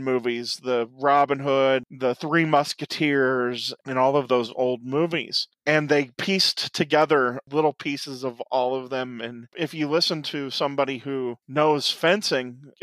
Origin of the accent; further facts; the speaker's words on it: Quincy, United States; where I grew up in Quincy